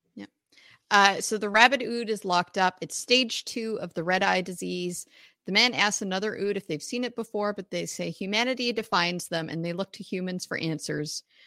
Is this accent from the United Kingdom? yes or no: no; Canada; I'm Canadian